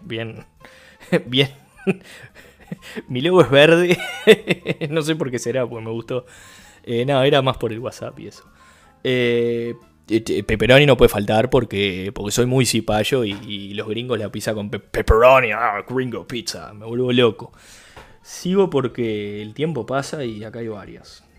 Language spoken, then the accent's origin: Spanish; Uruguay; yo soy un uruguayo tratando de hablar portugués